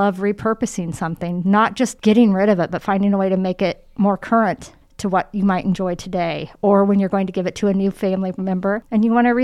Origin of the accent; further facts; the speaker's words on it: Muncie, Indiana, United States; moved away as an adult; now in Indianapolis, United States; it's my hometown